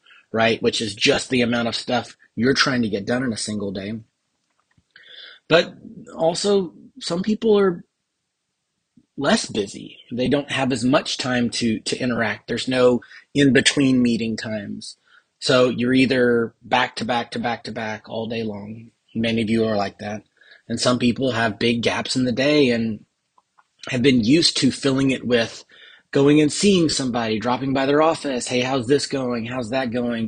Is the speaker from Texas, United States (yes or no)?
yes; Texas, United States; I am the Texan